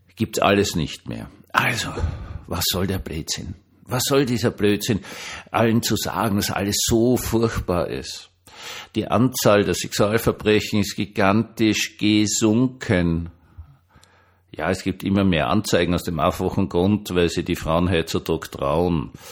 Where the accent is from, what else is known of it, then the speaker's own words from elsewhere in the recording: Austria; Für mich so als Österreicher